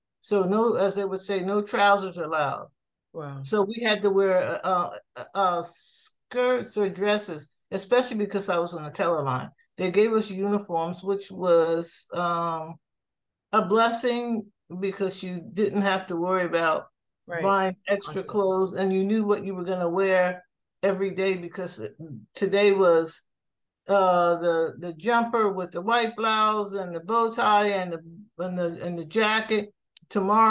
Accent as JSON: {"language": "English", "region": "New Jersey", "country": "United States", "tie": "born or raised there", "moved": "as an adult", "lives_now": "Miami, United States", "said": "I grew up in New Jersey"}